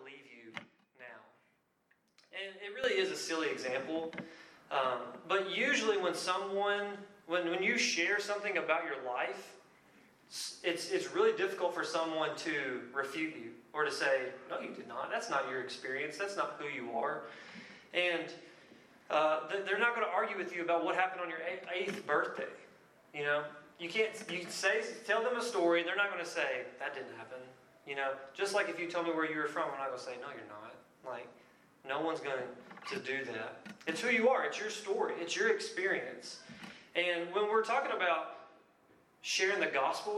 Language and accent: English; Lebanon, Kentucky, United States; moved away; I'm from a little bitty place in Kentucky called Lebanon